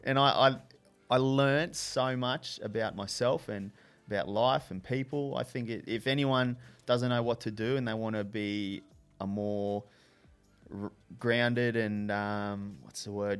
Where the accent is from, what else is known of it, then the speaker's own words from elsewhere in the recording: Brisbane, Queensland, Australia; from Brisbane originally.